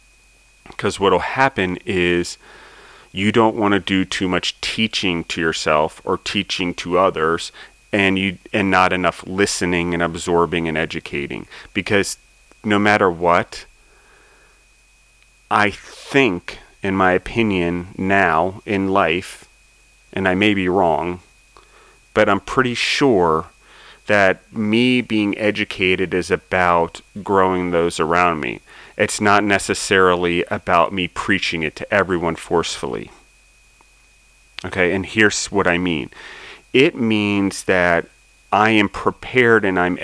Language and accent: English; United States; being an American